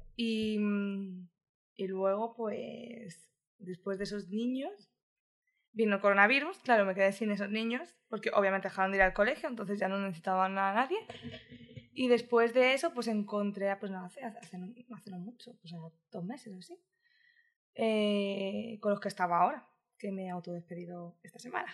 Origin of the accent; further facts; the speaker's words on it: Madrid, Community of Madrid, Spain; moved away as an adult; also born or lived in Barcelona; now in Brisbane, Australia; yo nací en Madrid. O sea, que realmente sí que soy ah, madrileña